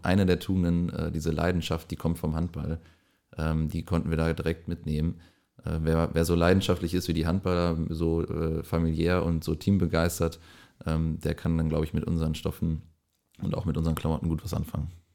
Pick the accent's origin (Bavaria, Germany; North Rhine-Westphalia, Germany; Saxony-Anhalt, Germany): North Rhine-Westphalia, Germany; Lippinghausen; ich komme auch aus der äh, Nähe hier im kleinen Dorf Lippinghausen